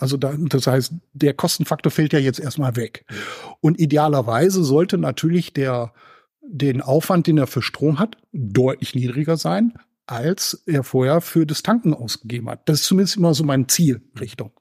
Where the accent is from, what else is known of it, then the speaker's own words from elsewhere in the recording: Germany; hier bei uns in Deutschland